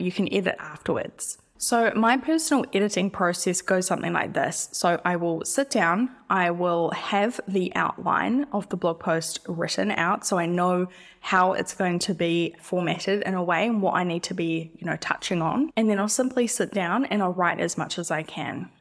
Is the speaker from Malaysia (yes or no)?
no; New Zealand; I'm not Australian, by the way. I'm an, I'm a Kiwi.